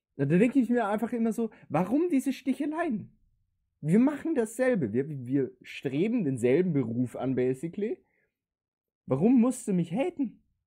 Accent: Linz, Upper Austria, Austria; bei uns in Linz

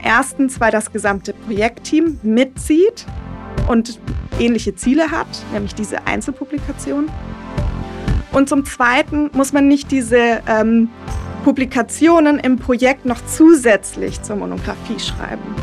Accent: Germany; now in Düsseldorf, Germany; Dann geht es für mich erstmal in meine Heimat und zwar an den Bodensee

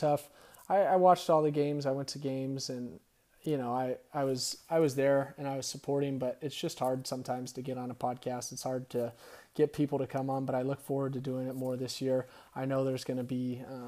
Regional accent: Riverside, California, United States; It feels cool to rep someone from my hometown

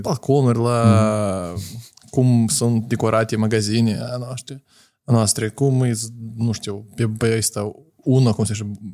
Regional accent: Moldova; noi suntem moldoveni

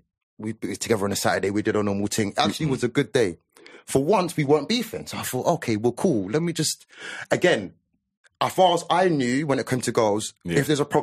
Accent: London, United Kingdom; also born or lived in Harrow; I'm from Northwest, I was from there

